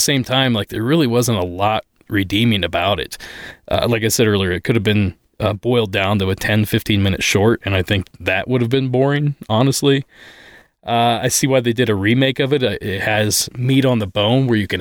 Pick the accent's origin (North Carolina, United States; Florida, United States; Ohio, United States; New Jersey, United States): Ohio, United States; where I grew up in Ohio